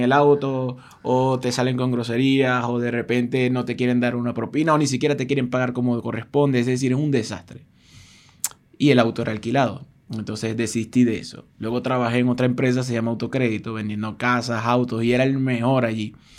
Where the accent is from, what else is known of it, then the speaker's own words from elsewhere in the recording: Venezuela; moved away as an adult; also born or lived in Argentina; mi país, que es Venezuela